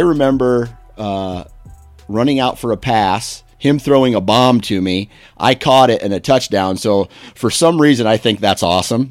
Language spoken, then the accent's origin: English; Mount Pleasant, Iowa, United States; my hometown of Mount Pleasant, Iowa